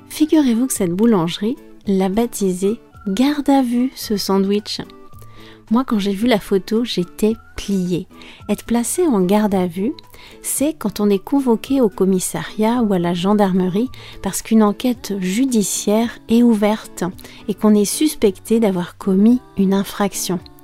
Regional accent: France; je suis française

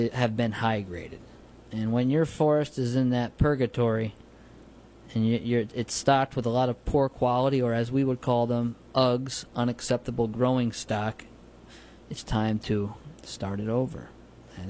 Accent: New Paltz, New York, United States; I grew up in New Paltz in the 90s and 80s

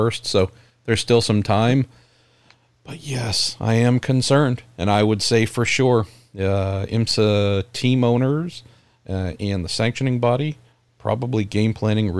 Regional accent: San Francisco Bay Area, California, United States; my home state of California and where I'm from here in the San Francisco Bay Area

